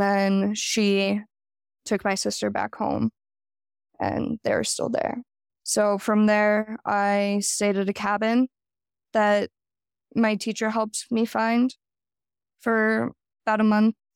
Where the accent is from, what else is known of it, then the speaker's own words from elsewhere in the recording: Jackson, Wyoming, United States; I was born and raised in Jackson, Wyoming. I haven't lived anywhere else